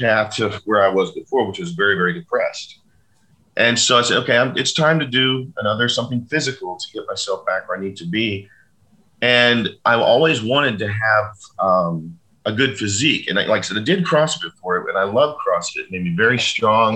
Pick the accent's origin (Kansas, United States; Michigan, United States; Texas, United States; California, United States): Texas, United States; Fort Worth; in Fort Worth, you know, in my hometown